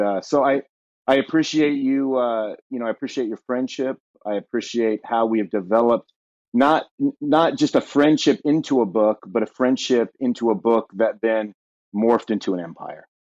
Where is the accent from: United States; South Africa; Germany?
United States; Southern California; moved away as an adult; now in Ashland, Ohio, United States; born and raised in Southern California